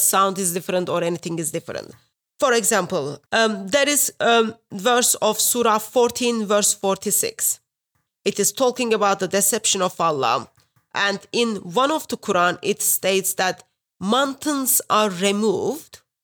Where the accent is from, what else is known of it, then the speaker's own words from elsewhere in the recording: Turkey; English is a second language; moved away as an adult; now in England; I am originally from Turkey. Uh, I've been in England over ten years now.